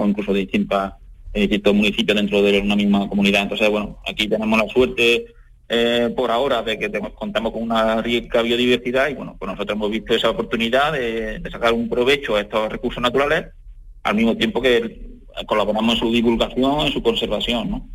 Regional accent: Adamuz, Andalusia, Spain; de mi pueblo, ¿no? Y de mi zona, pero porque en Adamú, que estamos aquí en un pueblo de la Sierra Morena cordobesa

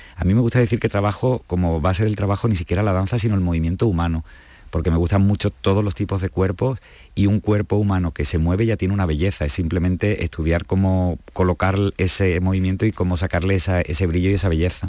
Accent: Andalusia, Spain; nosotros que somos andaluces y que somos frutos de tanta mezcla

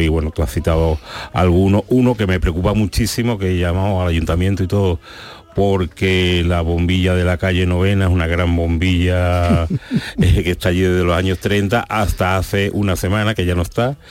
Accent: San Fernando, Andalusia, Spain; now in Seville, Spain; Yo soy de San Fernando, aunque vivo en Sevilla

